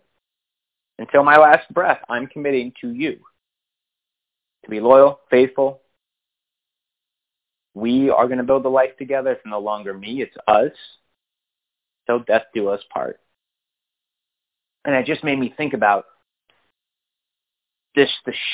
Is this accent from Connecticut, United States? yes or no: yes; Connecticut, United States; also born or lived in Philadelphia / Washington, D.C. / Virginia; now in Austin, United States; we grew up in Connecticut